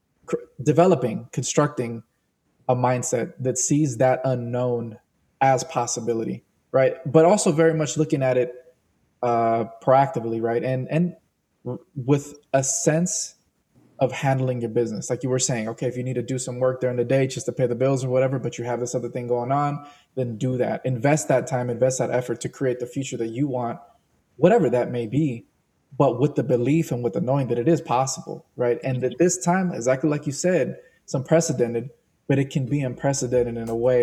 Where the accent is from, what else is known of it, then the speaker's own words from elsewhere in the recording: Oakland, California, United States; I grew up born in Oakland